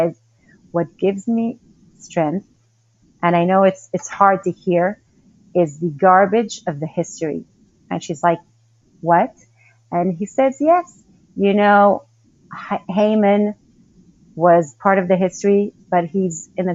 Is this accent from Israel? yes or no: yes; Golan Heights, Israel; moved away as an adult; also born or lived in Queens, New York; now in Hebron; I grew up in the Golan Heights, that's up north